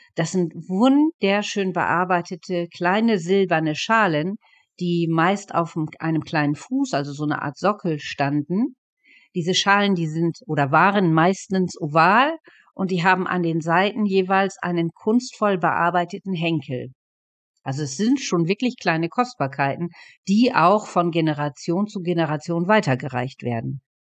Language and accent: German; East Frisia, Lower Saxony, Germany; bei uns in Ostfriesland